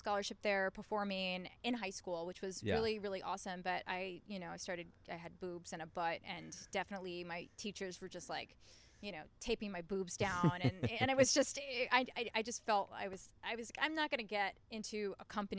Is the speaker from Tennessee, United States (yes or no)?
no; Queens, New York, United States; now in New York City, United States; Queens. I'm a queen from Queens.